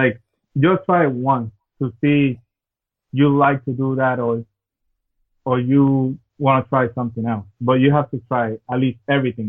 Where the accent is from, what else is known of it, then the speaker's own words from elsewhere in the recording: Puerto Rico; now in Orlando, United States; I'm from Orlando, originally from Puerto Rico.